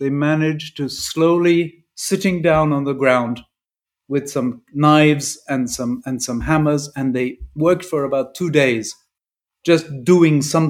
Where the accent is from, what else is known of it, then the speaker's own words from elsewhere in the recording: England, United Kingdom; first language English; also born or lived in Dolceacqua, Italy; I'm English, and we have this thing about boarding school in England